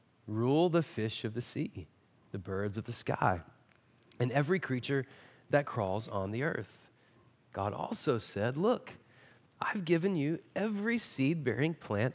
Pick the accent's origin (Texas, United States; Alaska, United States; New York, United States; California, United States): Texas, United States; Marshall; not only are we from Marshall, we're also from East Texas.